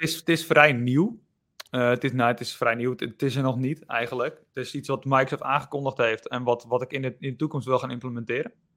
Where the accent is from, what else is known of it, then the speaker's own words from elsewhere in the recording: Enkhuizen, North Holland, Netherlands; ik kom uit Enkhuizen